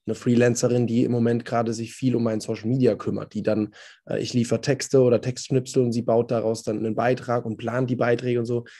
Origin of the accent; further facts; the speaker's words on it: Odenwald, southern Hesse, Germany; moved away; Ich komme vom, vom Land, aus dem Odenwald in äh, Südhessen, Grenze zu Bayern und Baden-Württemberg.